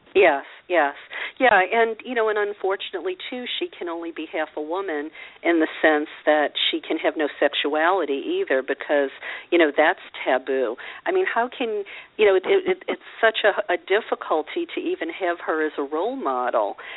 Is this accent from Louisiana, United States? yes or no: yes; Louisiana, United States; I grew up a Catholic in Louisiana